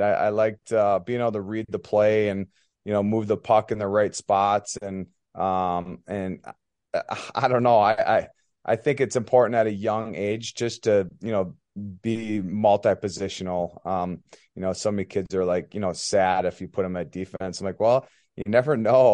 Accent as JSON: {"language": "English", "town": "Elk River", "region": "Minnesota", "country": "United States", "tie": "born or raised there", "also_born_or_lived": "Plymouth, Minnesota", "said": "from Elk River, Minnesota. Um, kinda born and raised"}